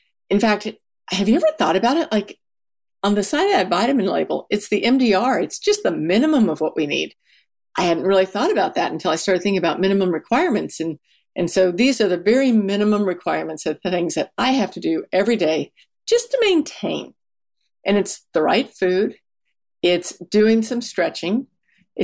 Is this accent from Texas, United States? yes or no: yes; Texas, United States; I'm from Texas